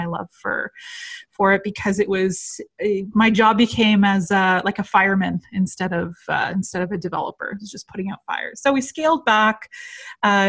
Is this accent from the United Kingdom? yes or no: no; just outside Toronto, Ontario, Canada; I'm from Toronto, Canada. So I grew up just outside the city, but I live downtown Toronto now.